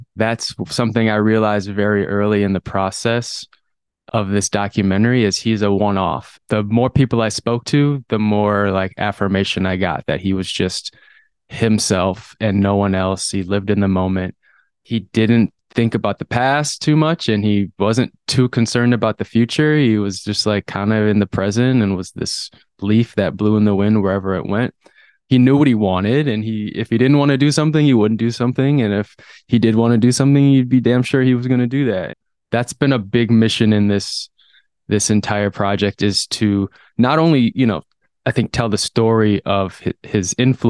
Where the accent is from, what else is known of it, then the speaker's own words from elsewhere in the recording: Madison, Wisconsin, United States; Growing up in Madison … is a musician in the Madison scene